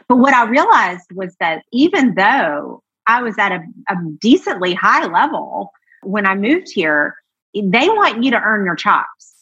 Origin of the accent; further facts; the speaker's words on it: Georgia, United States; also born or lived in New York / Los Angeles; now in Nashville, United States; I grew up in Georgia